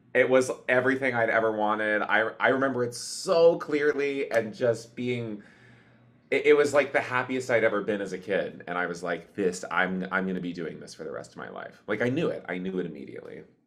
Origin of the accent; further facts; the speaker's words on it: Cleveland, Ohio, United States; I grew up in Cleve, uh, outside of Cleveland, Ohio